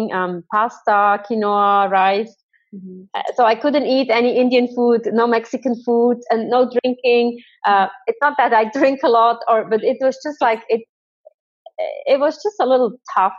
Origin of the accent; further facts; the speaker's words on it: Thun, Bern, Switzerland; I'm from Thun on the beautiful lake